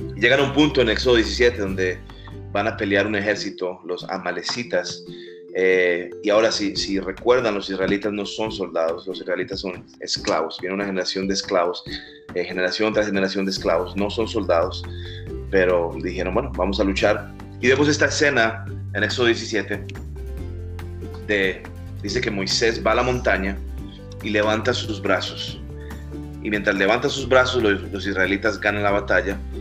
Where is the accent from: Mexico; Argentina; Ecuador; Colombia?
Colombia; now in Miami, United States; Soy colombiano, radico aquí en Miami